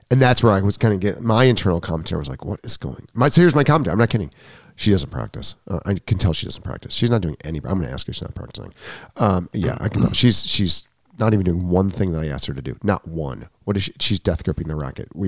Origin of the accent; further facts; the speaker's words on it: New York, United States; I'm a New Yorker. Yeah, hurry up. New York minute.